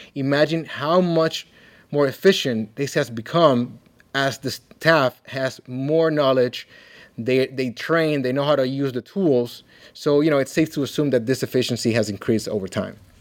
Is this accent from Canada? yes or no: no; Dominican Republic; now in Kalamazoo, United States; I'm originally from the Dominican Republic